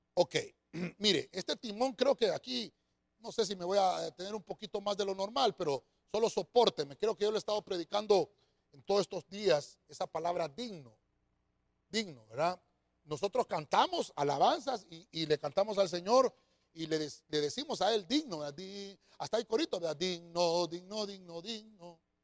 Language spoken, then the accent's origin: Spanish; Honduras; nosotros acá en Honduras tenemos nuestro propio acento